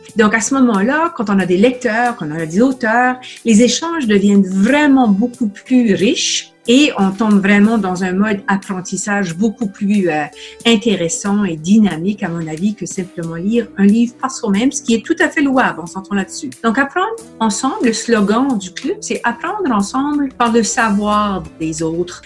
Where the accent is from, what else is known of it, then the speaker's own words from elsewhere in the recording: New Brunswick, Canada; first language French; moved away as an adult; also born or lived in Ottawa; now in Montreal, Canada; Je suis originaire euh, d'une province à l'est du Québec qui s'appelle le Nouveau-Brunswick. Euh, je suis francophone du Nouveau-Brunswick